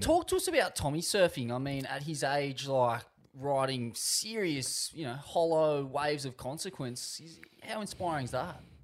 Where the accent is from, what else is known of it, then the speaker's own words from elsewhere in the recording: Sydney, New South Wales, Australia; I was born in a bathtub overlooking D Y Point